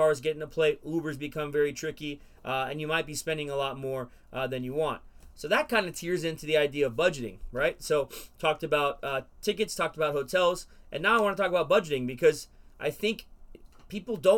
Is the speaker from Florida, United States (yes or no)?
yes; Florida, United States; I come from Florida